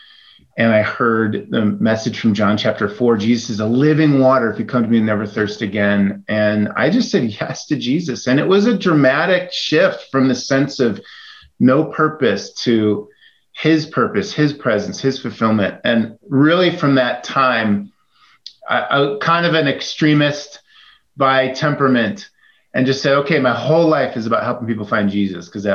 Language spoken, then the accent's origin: English; Chicago, Illinois, United States; I grew up in the Chicago area